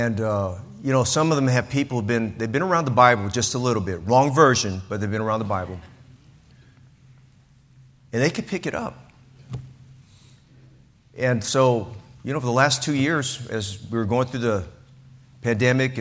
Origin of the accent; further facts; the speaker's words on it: San Francisco Bay Area, California, United States; I'm from the San Francisco Bay Area